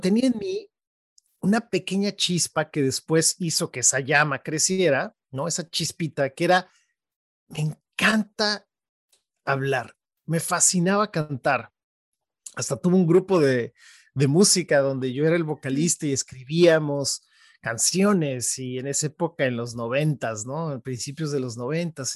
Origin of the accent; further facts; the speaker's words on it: State of Mexico, Mexico; now in San Francisco, United States; yo nací en la Ciudad de México y mm, yo te diría que muy pronto mis papás, eh, ellos nos movimos al Estado de México, que es, es dentro de la ciudad, pero toda mi vida crecí ahí